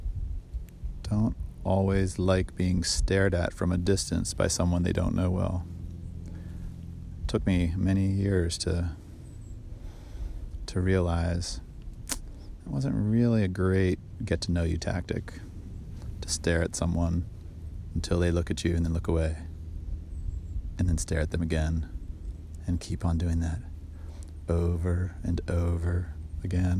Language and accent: English; Bethesda, Maryland, United States; also born or lived in Washington, D.C.; I was born in Washington, D.C., raised in Bethesda, Maryland.